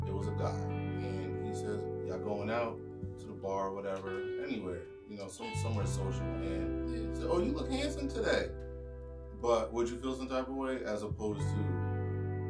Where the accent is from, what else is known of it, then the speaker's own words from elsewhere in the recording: Jamaica; As a Jamaican